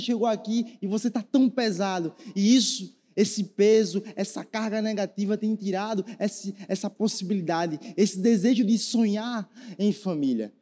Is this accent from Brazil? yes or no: yes; Northeast Region, Brazil; a gente é nordestino